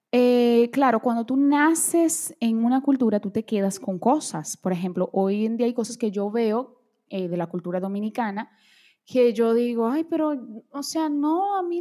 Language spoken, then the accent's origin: Spanish; Brazil; Spanish is a second language; bueno, yo soy brasileña, vamos a bailar samba.